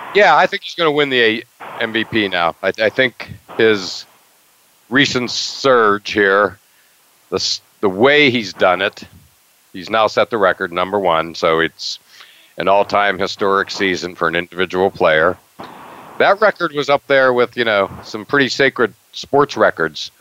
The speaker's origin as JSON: {"language": "English", "region": "Western Pennsylvania", "country": "United States", "tie": "born or raised there", "moved": "yes", "said": "the Pittsburgh Pirates, the team I grew up with in Western Pennsylvania"}